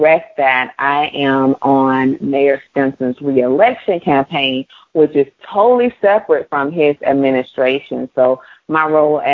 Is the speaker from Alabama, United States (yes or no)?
yes; Mobile, Alabama, United States; moved away; as a child growing up in Mobile and then coming back home